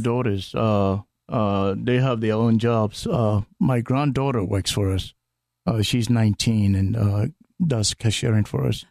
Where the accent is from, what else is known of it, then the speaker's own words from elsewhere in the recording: Ghana; moved away; from Ghana on the west coast of Africa.